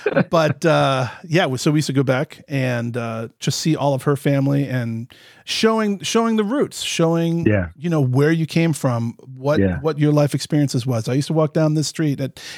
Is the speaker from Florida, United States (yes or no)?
yes; Florida, United States; moved away as an adult; also born or lived in Midwest; I was born and raised in Florida.